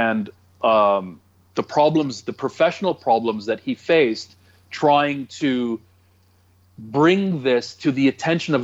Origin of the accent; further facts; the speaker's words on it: Toronto, Ontario, Canada; I'm from Toronto